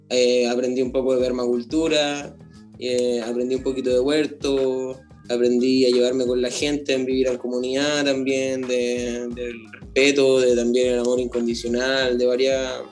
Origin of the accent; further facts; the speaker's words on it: La Reina, Santiago Metropolitan Region, Chile; also born or lived in Antofagasta; Yo aparecí en La Reina, nací en Antofagasta con, y viví muy poco en Antofagasta, no me acuerdo casi de nada. Después llegué a San Joaquín, me cambié mucho de casa, siempre he sido gitano